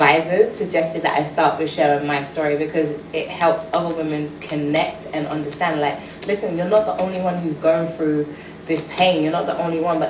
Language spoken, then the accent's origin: English; London, United Kingdom; I'm from Brixton